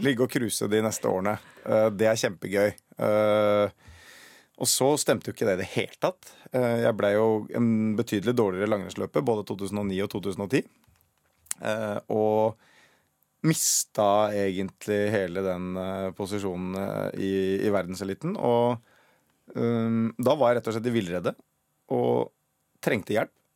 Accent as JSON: {"language": "Norwegian", "region": "Oslo", "country": "Norway", "said": "Jeg er fra Røa. Og det veit jeg ikke helt Altså Oslo vest"}